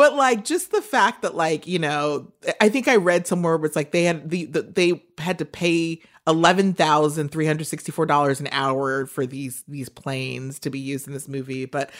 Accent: New York City, New York, United States; As a New Yorker, deserve that.

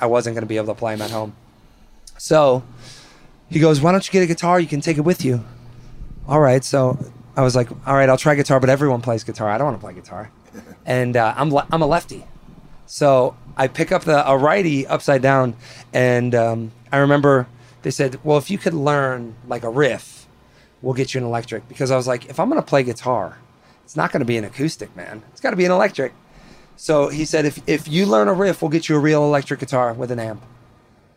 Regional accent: Spring Prairie, Wisconsin, United States; also born or lived in East Troy, Wisconsin; growing up in Wisconsin

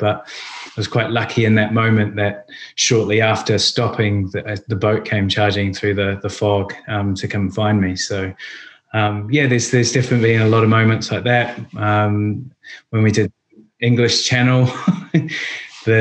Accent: New Zealand; now in London, United Kingdom; being Kiwis and growing up in New Zealand, we're always so close to the ocean and the beach

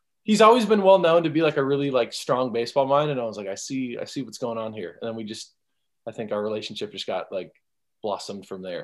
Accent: California, United States; I'm from California

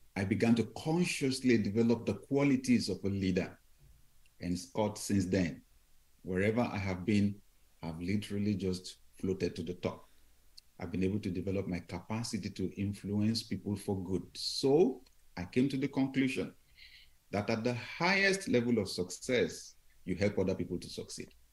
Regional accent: Nigeria; we came on vacation from Nigeria

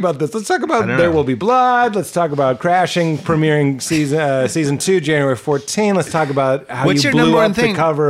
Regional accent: Lexington, Massachusetts, United States; moved away; we're both from Boston

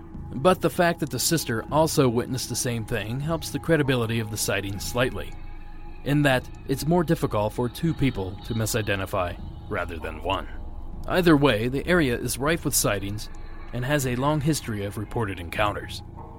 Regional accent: Ohio, United States; moved away; Back in my home state of Ohio

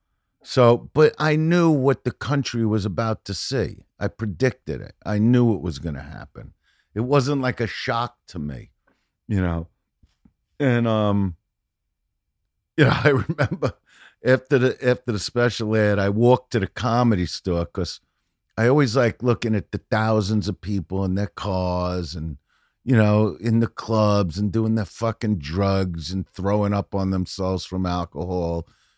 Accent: Brooklyn, New York, United States; And I'm from Brooklyn. I raise my boys.

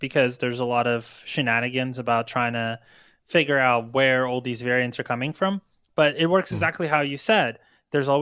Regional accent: Ukraine; now in California, United States; I grew up in Ukraine

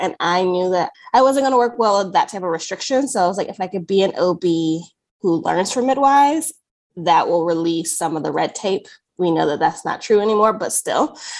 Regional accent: Greensboro, North Carolina, United States; moved away as an adult; now in Los Angeles, United States; I loved growing up in North Carolina. I grew up in Greensboro, so it has the feel of Pasadena.

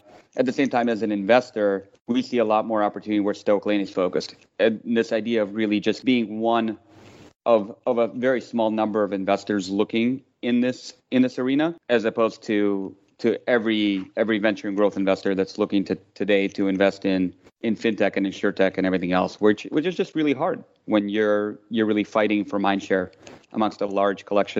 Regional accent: Tashkent, Uzbekistan; English is a second language; now in United States; I came from Tashkent in Uzbekistan, which is a great city, but she sort of makes fun of it as the little village

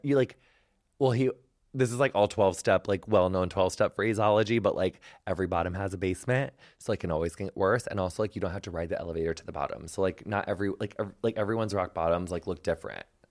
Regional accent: United States; I'm American

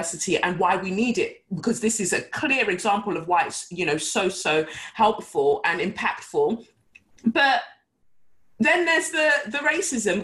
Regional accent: London, United Kingdom; also born or lived in Nigeria; Growing up in Peckham, because I arrived from Nigeria when I was 5, and I grew up from then onwards in Peckham

